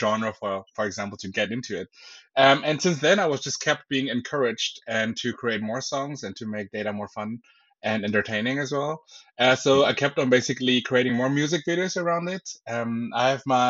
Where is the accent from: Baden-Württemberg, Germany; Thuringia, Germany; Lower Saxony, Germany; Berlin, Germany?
Berlin, Germany; now in Bavaria, Germany; I'm originally from Berlin